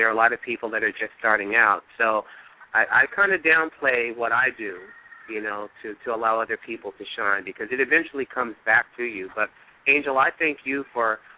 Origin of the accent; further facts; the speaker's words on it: East Palo Alto, California, United States; also born or lived in Gulfport, Mississippi; I grew up here in the San Francisco Bay Area in a little community called East Palo Alto